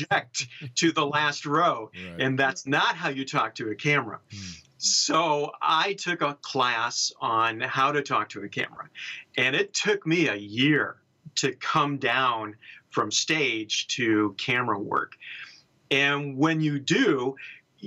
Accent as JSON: {"language": "English", "town": "Chicago", "region": "Illinois", "country": "United States", "tie": "born or raised there", "moved": "as an adult", "lives_now": "San Francisco, United States", "said": "I grew up in Chicago"}